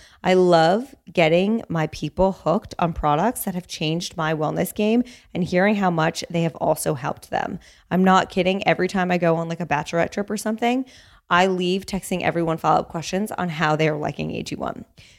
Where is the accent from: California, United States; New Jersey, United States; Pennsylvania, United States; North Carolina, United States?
New Jersey, United States; also born or lived in New York; Well, I grew up in Jersey.